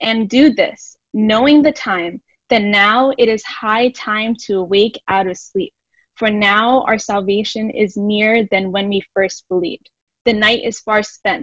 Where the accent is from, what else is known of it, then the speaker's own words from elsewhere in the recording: Philadelphia, Pennsylvania, United States; I am born and raised in Philly